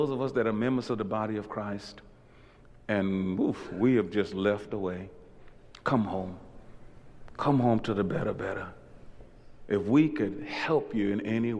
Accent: Louisiana, United States; accent: Louisiana; my Louisiana slipped out just then.

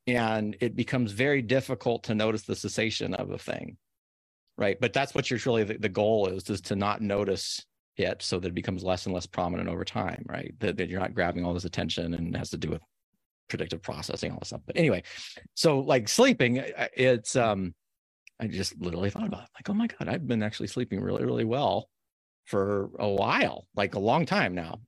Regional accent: Corvallis, Oregon, United States; you grew up where I grew up in Corvallis, where it's like relatively one of the safest places

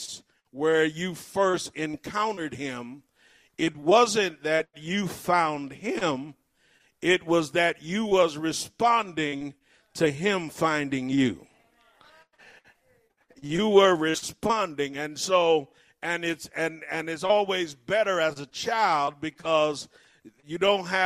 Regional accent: Cleveland, Ohio, United States; I grew up in Cleveland, Ohio

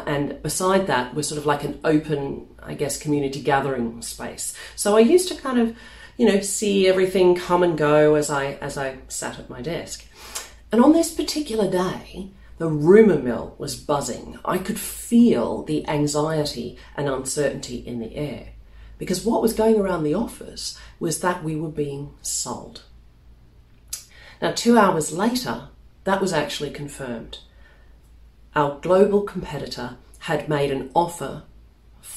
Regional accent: Melbourne, Victoria, Australia; moved away as an adult; now in London, United Kingdom; In 2004, I moved from Melbourne in Australia, my hometown, over here to London.

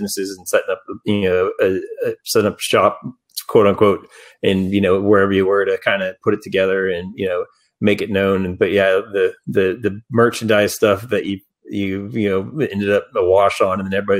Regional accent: Dallas-Fort Worth area, Texas, United States; growing up in Dallas-Fort Worth area, you know, going to Deep Ellum back in the day for punk rock shows

